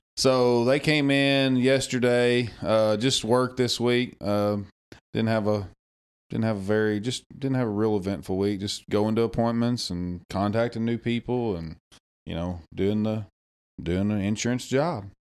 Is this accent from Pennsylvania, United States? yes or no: no; Damascus, Arkansas, United States; I'm from Damascus, Arkansas. Born and raised there